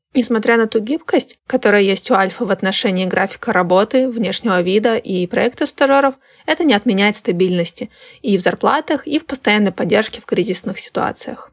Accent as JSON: {"language": "Russian", "town": "Krasnoyarsk", "region": "Krasnoyarsk Krai", "country": "Russia", "tie": "born or raised there", "moved": "as an adult", "lives_now": "Saint Petersburg, Russia", "said": "Я не скучаю по своему вот этому Красноярску"}